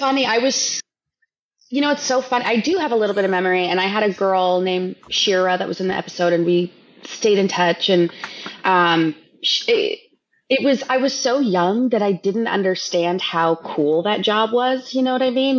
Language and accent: English; Los Angeles, California, United States; I grew up in Los Angeles